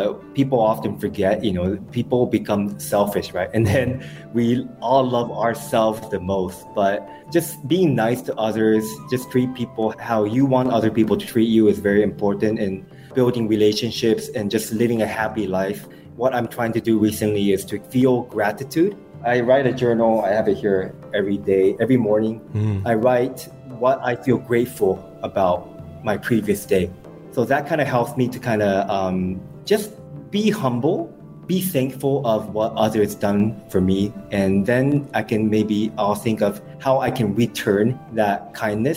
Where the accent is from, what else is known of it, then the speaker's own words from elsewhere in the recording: Osaka, Japan; English is a second language; moved away as an adult; now in Singapore; I'm from Osaka.